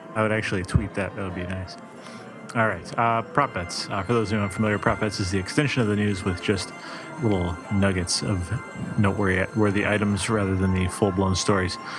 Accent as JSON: {"language": "English", "town": "Chicago", "region": "Illinois", "country": "United States", "said": "I'm from Chicago"}